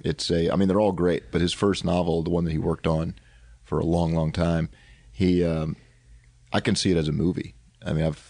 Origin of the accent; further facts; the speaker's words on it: Nashville, Tennessee, United States; accent: Southern; I'm from Nashville. My dad was a professor there.